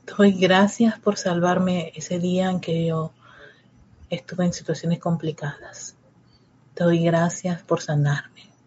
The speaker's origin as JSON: {"language": "Spanish", "country": "Panama", "said": "en el caso de mi país"}